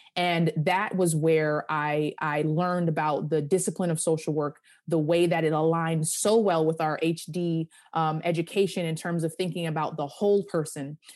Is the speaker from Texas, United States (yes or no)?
no; Hempstead, New York, United States; I am from Hempstead, Long Island